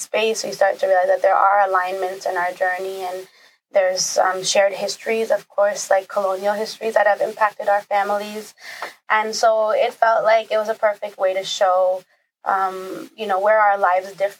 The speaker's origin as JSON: {"language": "English", "town": "Toronto", "region": "Ontario", "country": "Canada", "tie": "born or raised there", "said": "I am a Tamil director, writer, born and raised in Toronto."}